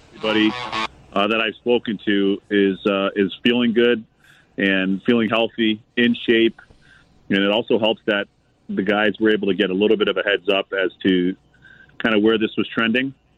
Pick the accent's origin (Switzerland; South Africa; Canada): Canada; Toronto, Ontario; moved away as an adult; now in United States; I'm from Canada, and then my parents are from beautiful Barbados. So I was raised in Canada, in Toronto specifically, my hometown